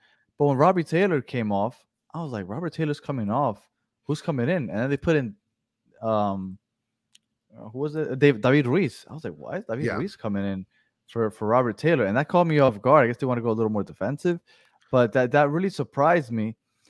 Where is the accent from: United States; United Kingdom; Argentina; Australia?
Argentina; Hello, guys. I'm from Argentina. It's almost 2 a.m.